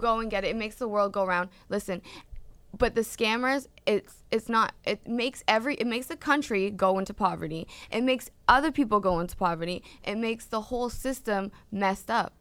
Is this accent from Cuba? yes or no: no; Canada; moved away; I'm from Canada